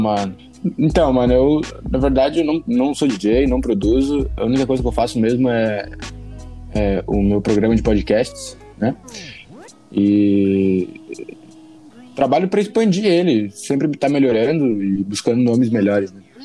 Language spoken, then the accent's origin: Portuguese; Chapecó, Santa Catarina, Brazil; eu sou de Chapecó, Santa Catarina, extremo oeste de Santa Catarina